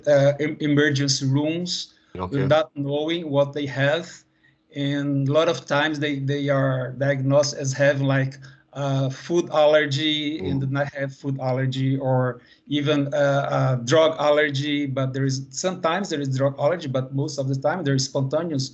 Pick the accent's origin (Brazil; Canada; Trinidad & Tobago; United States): Brazil; also born or lived in Bahia; I'm from Brazil and I'm here in Bahia